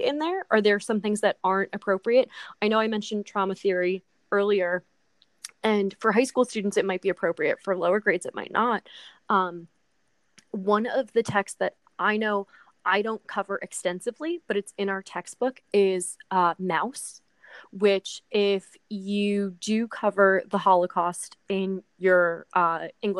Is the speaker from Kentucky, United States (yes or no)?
no; New Jersey, United States; we are from New Jersey